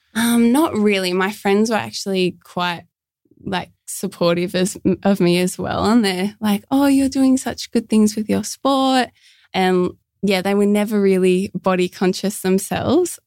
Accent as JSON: {"language": "English", "town": "Port Kembla", "region": "New South Wales", "country": "Australia", "said": "I'm from Port Kembla, which is just a little bit south of Wollongong"}